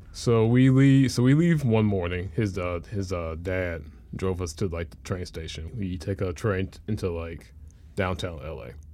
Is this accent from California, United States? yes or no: no; Memphis, Tennessee, United States; growing up in Memphis